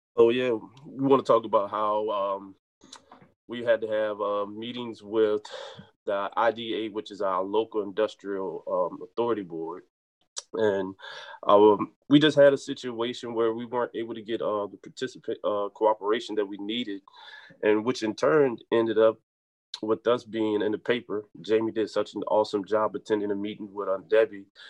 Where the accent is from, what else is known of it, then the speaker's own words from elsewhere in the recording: United States; growing up in Halifax County of the rural South